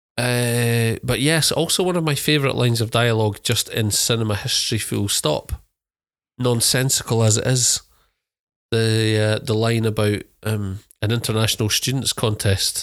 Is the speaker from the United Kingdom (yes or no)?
yes; United Kingdom; being British